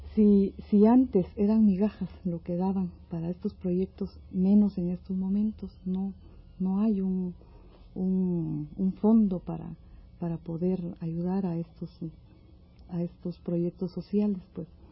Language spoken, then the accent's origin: Spanish; Mazatenango, Suchitepéquez, Guatemala; moved away as an adult; now in Mexico; Yo soy del sur de Guatemala, de un lugar que se llama Mazatenango.